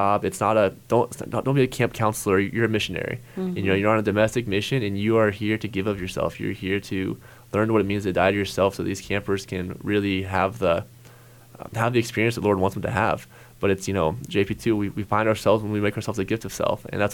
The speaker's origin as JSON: {"language": "English", "town": "Hays", "region": "Kansas", "country": "United States", "tie": "born or raised there", "said": "still live in Hayes, my hometown"}